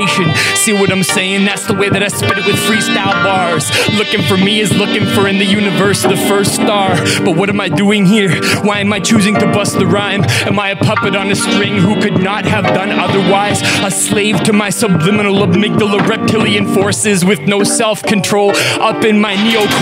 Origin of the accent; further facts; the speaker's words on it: Western Canada, Canada; I'm from Western Canada